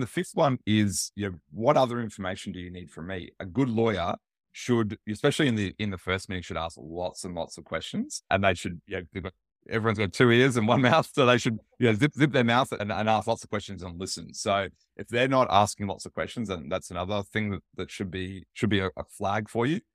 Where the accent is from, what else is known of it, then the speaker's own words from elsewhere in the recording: Australia; I'm Australian